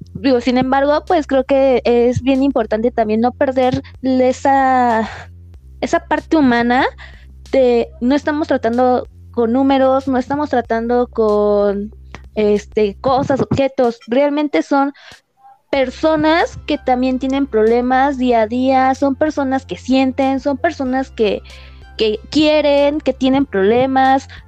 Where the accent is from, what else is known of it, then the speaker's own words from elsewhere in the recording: Mexico; como mexicanos